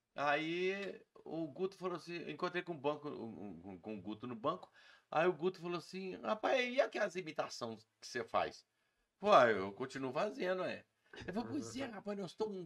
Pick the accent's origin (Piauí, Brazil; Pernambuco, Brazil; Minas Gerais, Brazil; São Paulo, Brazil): Minas Gerais, Brazil; Muriaé; now in Juiz de Fora, Brazil; eu não sou Juiz de Fora, nasci em Muriaé e vim para Juiz de Fora para ver exército e comecei a fazer os shows aqui.